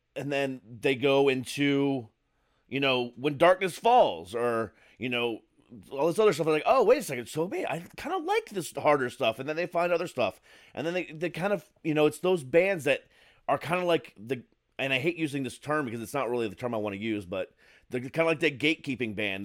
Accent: Florida, United States; moved away as an adult; also born or lived in Ohio; now in Maryland, United States; I moved to Florida when I was eight.

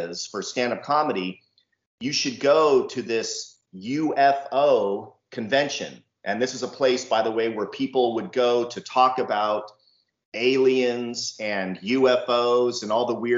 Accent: San Diego, California, United States; now in Temecula, United States; I'm from California. I've lived here my entire life. So that is specifically San Diego, California. That's where I grew up

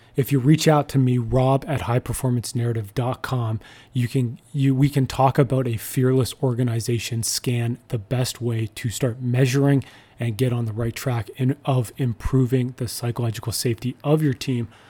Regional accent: Ottawa, Ontario, Canada; I grew up in Ottawa, so I, I was a Sens fan

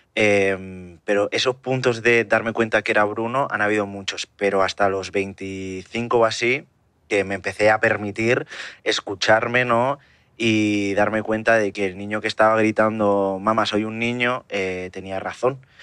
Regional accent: Barcelona, Catalonia, Spain; now in Terrassa, Spain; yo soy de Barcelona, vivo en Tarrasa, que es una ciudad que está muy cerca

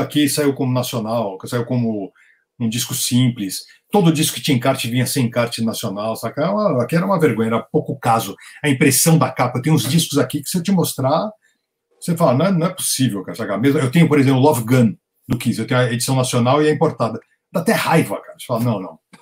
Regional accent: Brazil; eu sou brasileiro, eu sou colecionador

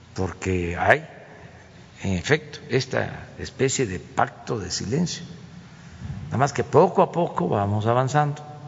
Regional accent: Tabasco, Mexico; moved away as an adult; now in Mexico City, Mexico; siendo tabasqueño de origen

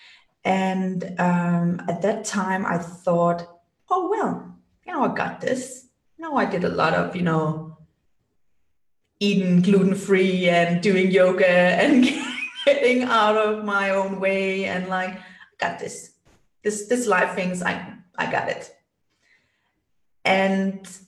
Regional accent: Denmark; moved away as an adult; now in Germany; I'm born and raised in Denmark, like cold Scandinavia.

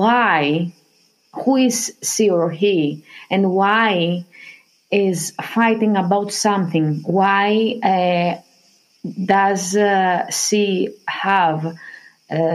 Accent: Greece; also born or lived in Athens; I was born in Greece

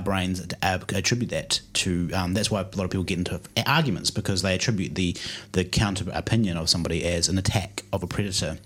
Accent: New Zealand; our high school in New Zealand, growing up in New Zealand

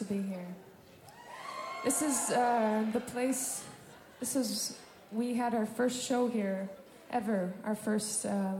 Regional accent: Minnesota, United States; I'm from Minnesota

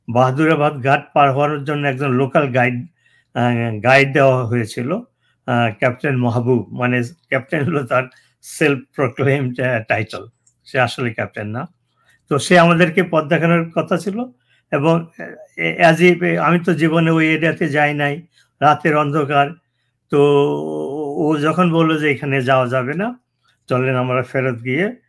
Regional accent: Bangladesh; moved away; আমাদের যে গ্রামটা আছে সেই গ্রামের দক্ষিণের দিকে আমাদের যাতায়াত ছিল

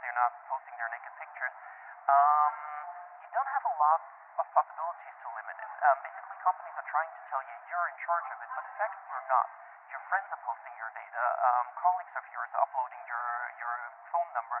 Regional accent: Austria

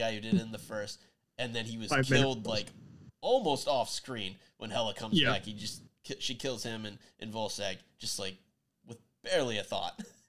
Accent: Iowa, United States; I grew up in Iowa

